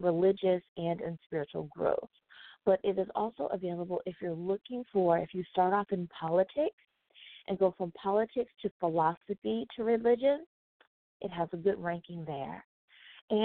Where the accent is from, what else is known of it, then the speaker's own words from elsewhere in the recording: United States; first language English; Coming in the number one spot is my home country. Woohoo! The good old US of A.